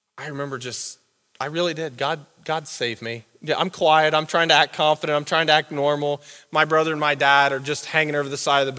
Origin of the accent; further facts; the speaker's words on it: Southern Ohio, United States; now in Wadsworth, United States; I'm from Southern Ohio